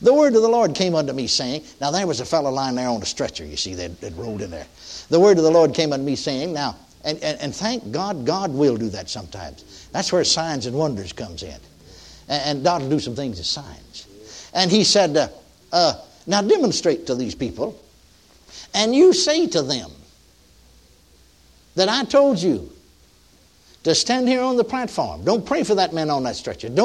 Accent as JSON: {"language": "English", "region": "Texas", "country": "United States", "tie": "born or raised there", "moved": "yes", "lives_now": "Oklahoma, United States", "said": "In my home, now my home state, I'm a native Texan."}